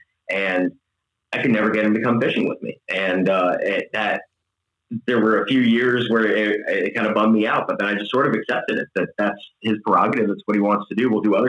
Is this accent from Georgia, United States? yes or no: no; Tampa, Florida, United States; also born or lived in Tallahassee, Florida / southern Wisconsin; originally from Tampa, Florida, moved to southern Wisconsin from Tallahassee, Florida, native Floridian